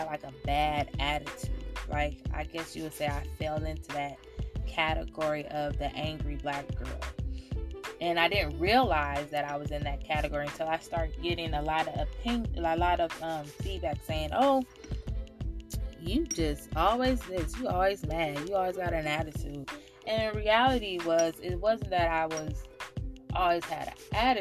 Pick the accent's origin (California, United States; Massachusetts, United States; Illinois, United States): California, United States; Oakland; a little girl born and raised in Oakland, California